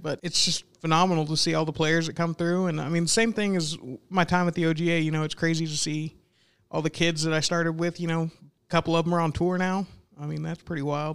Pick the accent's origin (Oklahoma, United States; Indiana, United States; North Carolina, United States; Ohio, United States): Oklahoma, United States; Newcastle; I grew up in Newcastle, you know, just south of Early Wine